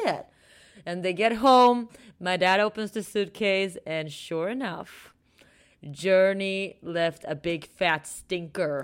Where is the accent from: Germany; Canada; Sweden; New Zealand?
Sweden; moved away; I'm from Sweden